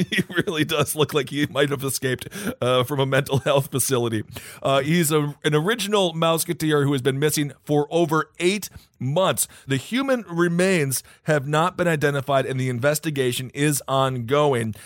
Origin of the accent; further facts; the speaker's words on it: North Dakota, United States; I was born in North Dakota